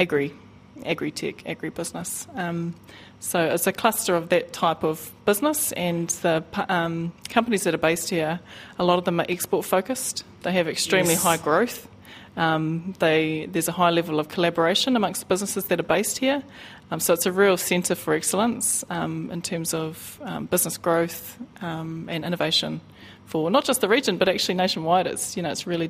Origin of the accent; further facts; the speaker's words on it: Waiuku, Auckland, New Zealand; moved away as an adult; now in Hamilton, New Zealand; I'm from Ngāti Tiata, born and bred in Waiuku